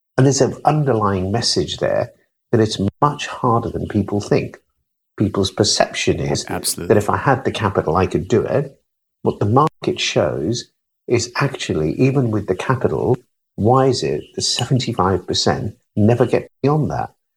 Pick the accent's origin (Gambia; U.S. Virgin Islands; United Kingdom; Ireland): United Kingdom; I'm British.